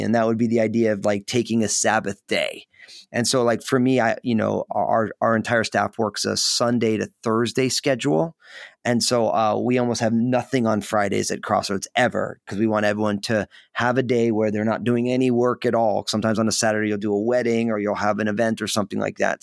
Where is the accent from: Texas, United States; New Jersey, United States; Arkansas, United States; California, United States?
New Jersey, United States; moved away as an adult; now in Portland, United States; I live outside of Portland, Oregon, so I'm in the Pacific Northwest, but I was born and raised in in New Jersey